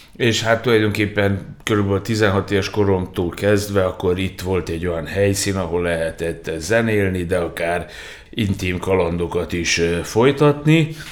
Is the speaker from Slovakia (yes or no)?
no; Novi Sad, Vojvodina, Serbia; újvidéken nevelkedtem